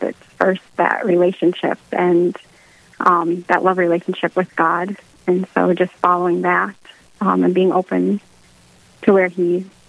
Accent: Duluth, Minnesota, United States; I'm from Duluth. I've been grew up here, born here.

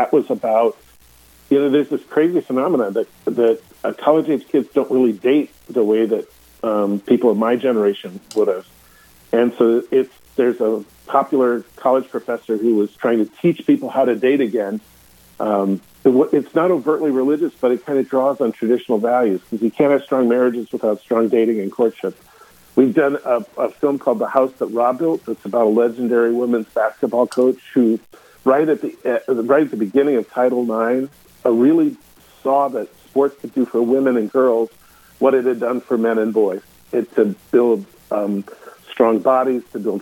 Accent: Midwest, United States; now in Los Angeles, United States; I grew up in the Midwest

